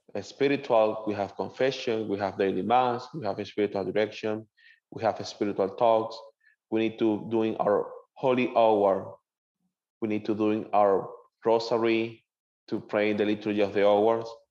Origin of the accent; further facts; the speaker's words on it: Maracaibo, Zulia, Venezuela; English is a second language; moved away as an adult; now in Jacksonville, United States; I, I born and raised in Venezuela